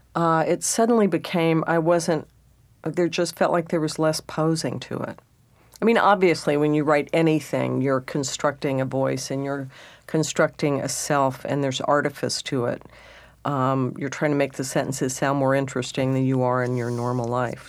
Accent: southeast Texas, United States; moved away; being a Texan and then a redneck

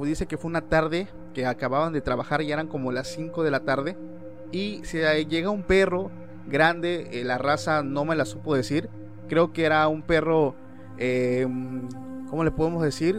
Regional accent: Oaxaca, Mexico; nosotros somos de México, eh, particularmente del estado de Oaxaca

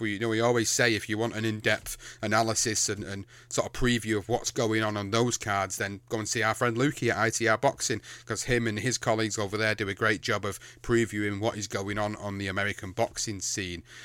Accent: United Kingdom; as a British fan, as a British fighter fan

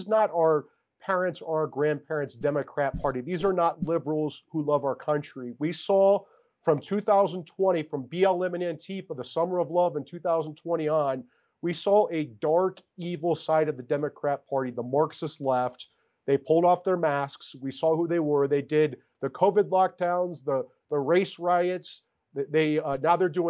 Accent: Iowa, United States; my home state of Iowa

